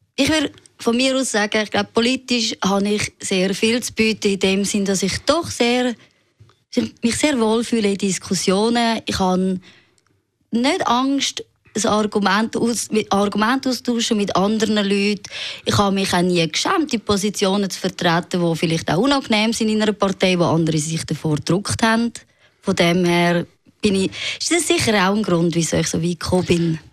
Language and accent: German; Zurich, Switzerland; ich bin im Seefeld aufgewachsen, meine Eltern sind aus dem Elsass